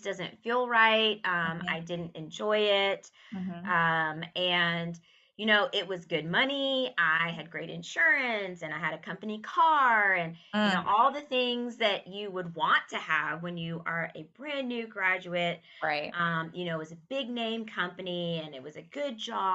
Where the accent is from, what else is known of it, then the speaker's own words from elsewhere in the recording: Texas, United States; moved away; also born or lived in Connecticut / New York; it will bring me back to my home state where I really wanted to be